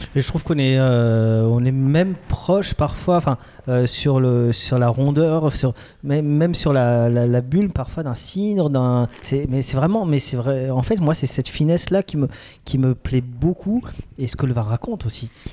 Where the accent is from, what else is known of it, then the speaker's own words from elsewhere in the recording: Alsace, Grand Est, France; comme je suis un Alsacien